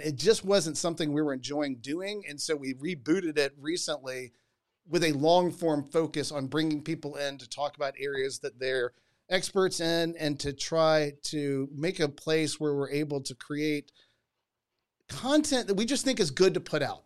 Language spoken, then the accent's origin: English; Georgia, United States; I grew up in Georgia